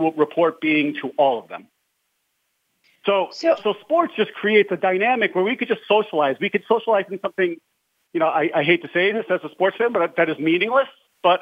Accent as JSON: {"language": "English", "region": "New York", "country": "United States", "tie": "born or raised there", "said": "I grew up in New York"}